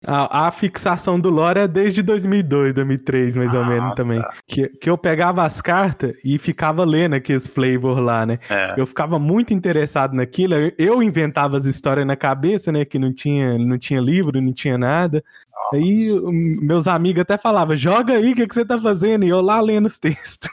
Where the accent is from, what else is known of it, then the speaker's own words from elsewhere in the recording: Patos de Minas, Minas Gerais, Brazil; Eu sou de Patos de Minas, Minas Gerais